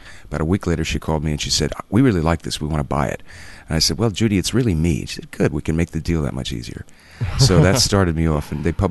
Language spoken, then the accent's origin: English; New Jersey, United States; moved away as an adult; also born or lived in Boston / New York; I was born and raised in New Jersey. I went to college in Boston, taught a couple of years there. Moved to New York